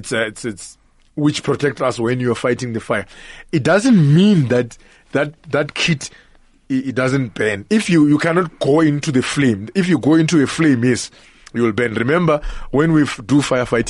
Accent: Limpopo, South Africa; moved away as an adult; now in Johannesburg, South Africa; The issue is I grew up in Limpopo. So as a young boy, it's a rural area in Limpopo

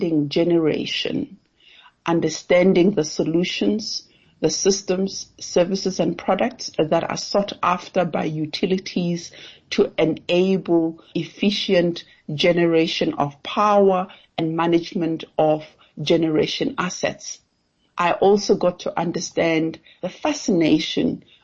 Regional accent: Giyani, Limpopo, South Africa; moved away as an adult; also born or lived in Cape Town; now in Johannesburg, South Africa; I come from Giani. Giani is a small town in Limpopo, former capital of Gazankulu. That's where my family is, and that's where I grew up

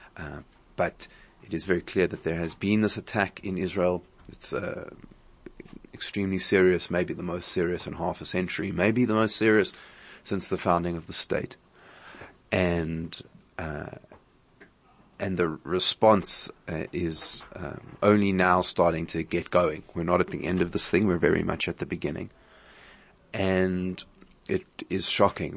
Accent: South Africa; as a South African community

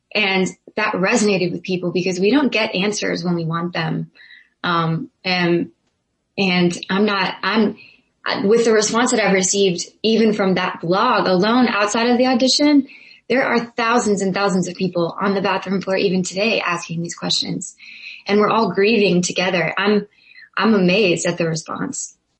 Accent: Zanesville, Ohio, United States; I'm from Zanesville, Ohio.

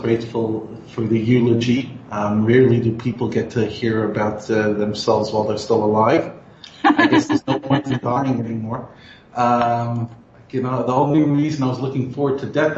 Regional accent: United States; moved away; I grew up in America

